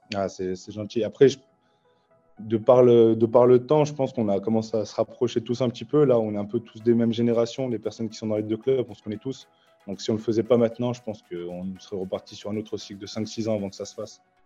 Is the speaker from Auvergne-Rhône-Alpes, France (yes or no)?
yes; Lyon, Auvergne-Rhône-Alpes, France; j'ai grandi aussi à la Croix-Rouge, je suis né ici.